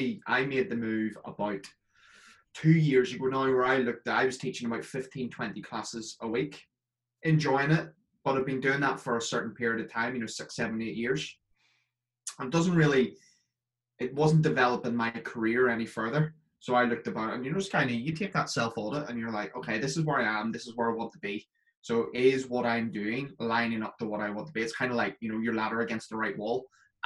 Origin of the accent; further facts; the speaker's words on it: Northern Ireland, United Kingdom; now in Scotland, United Kingdom; It's because I'm from Northern Ireland, but I live in Scotland, and my mates constantly tell me that my accent's changed slightly.